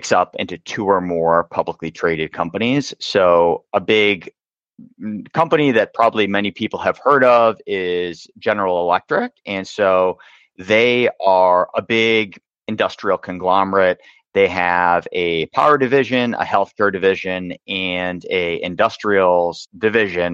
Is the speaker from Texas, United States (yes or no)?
no; Boston, Massachusetts, United States; I grew up in the Boston area